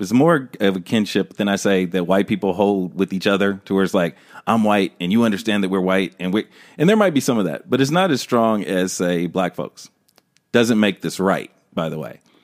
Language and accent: English; Los Angeles, California, United States; living in Los Angeles my whole life